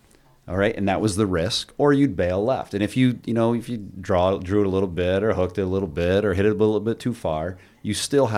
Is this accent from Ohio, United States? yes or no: no; Cliff Haven, New York, United States; So I grew up at Bluff Point. So I grew up in Cliff Haven.